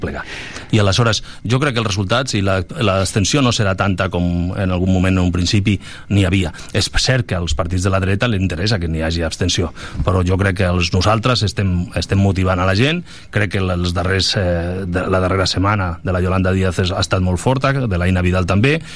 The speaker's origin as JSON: {"language": "Catalan", "region": "Balearic Islands", "country": "Spain", "moved": "yes", "said": "Jo vinc d'allà, de les Balears"}